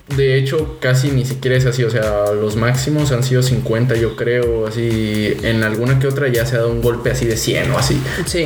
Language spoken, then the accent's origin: Spanish; Mexico City, Mexico; also born or lived in Puebla; now in Cancún, Mexico; yo nací en Ciudad de México, viví mi infancia allá